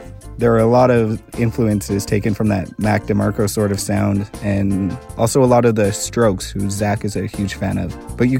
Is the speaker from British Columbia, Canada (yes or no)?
yes; Lower Mainland, British Columbia, Canada; also born or lived in New Westminster; I'm from the Kikite First Nation, whose traditional territory covers much of New Westminster, and I've lived across the Lower Mainland my whole life.